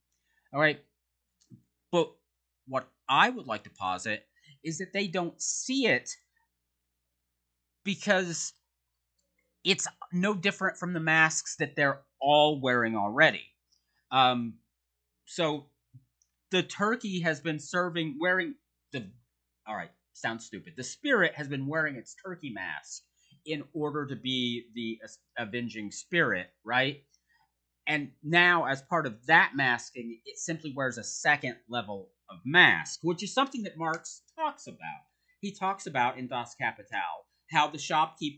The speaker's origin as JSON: {"language": "English", "country": "United States", "said": "As an American"}